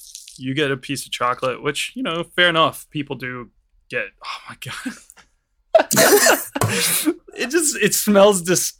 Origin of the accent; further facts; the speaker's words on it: United States; because I'm American